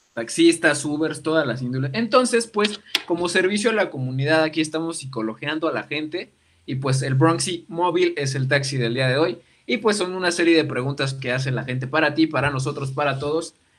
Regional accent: Mexico; como mexicano

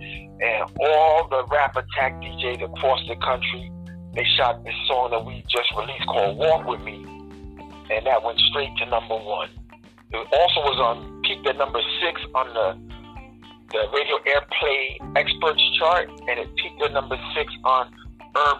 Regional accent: New York City, New York, United States; I'm from East Elmhurst, Queens

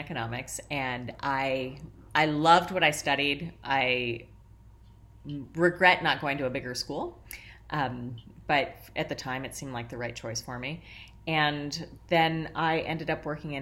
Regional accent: Columbus, Ohio, United States; moved away; I grew up in the Midwest. I'm from Columbus, Ohio

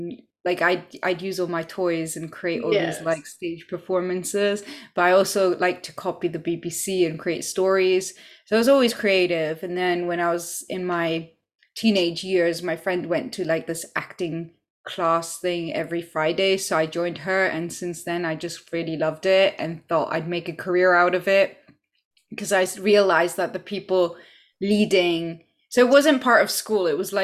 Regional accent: Poland; now in United Kingdom; And I'm originally from Poland. I grew up in several countries. And yeah, so I'm currently in the UK.

